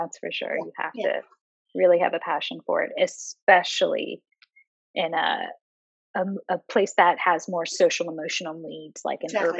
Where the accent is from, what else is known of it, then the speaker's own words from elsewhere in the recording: the South, United States; moved away; Lauren's from the city. I am not. I'm from the South. And so, you know, this world was really different and new to me.